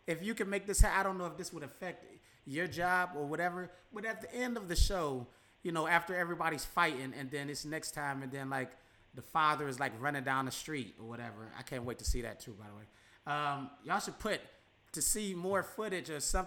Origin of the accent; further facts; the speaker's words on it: Midwest, United States; us Midwesterners